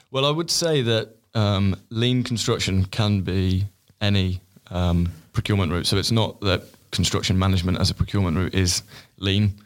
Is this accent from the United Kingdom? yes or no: yes; Stratford-upon-Avon, West Midlands, United Kingdom; moved away as an adult; now in London, United Kingdom; my hometown in Stratford, Stratford upon Avon.